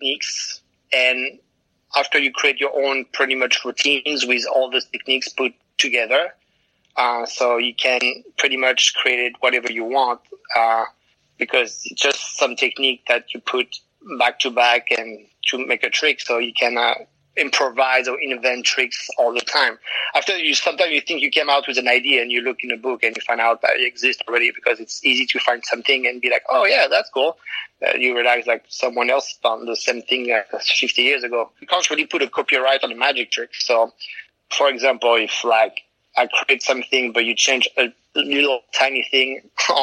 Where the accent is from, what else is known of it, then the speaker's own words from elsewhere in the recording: France; I'm from France